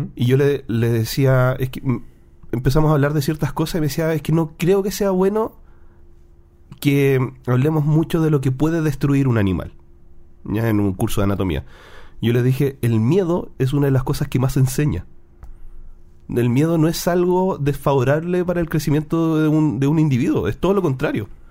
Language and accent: Spanish; Chile; en Chile también decimos el olor a ñoño. Los frikis son los ñoños acá en Chile